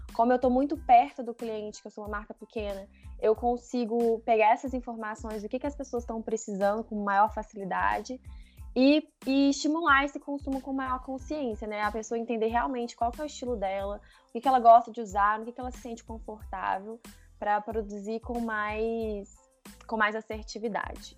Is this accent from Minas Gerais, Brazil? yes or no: yes; Minas Gerais, Brazil; Eu sou de Minas, moro aqui em Minas